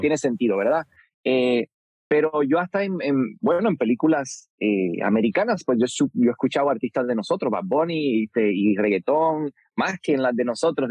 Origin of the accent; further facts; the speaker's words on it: Puerto Rico; creciendo en Puerto Rico